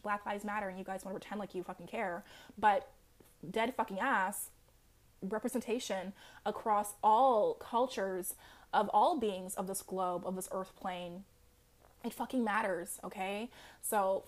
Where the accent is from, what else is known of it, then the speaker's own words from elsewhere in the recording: Jamaica; I'm Jamaican.